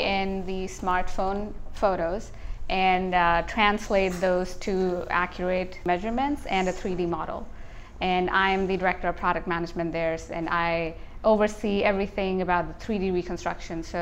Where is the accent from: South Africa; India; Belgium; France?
India; moved away as an adult; I grew up in India